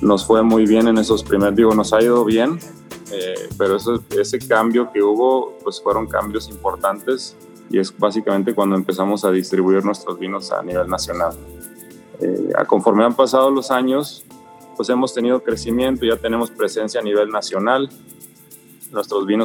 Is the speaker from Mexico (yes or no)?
yes; Ensenada, Baja California, Mexico; eh, soy de aquí de Ensenada, nacido en Ensenada, soy ingeniero civil de profesión